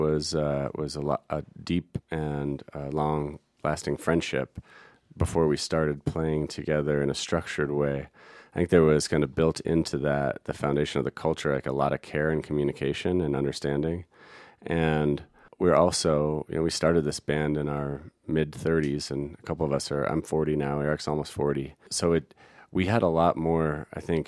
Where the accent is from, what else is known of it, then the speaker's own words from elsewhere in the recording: Denver, Colorado, United States; now in Telluride, United States; I'm from the Denver area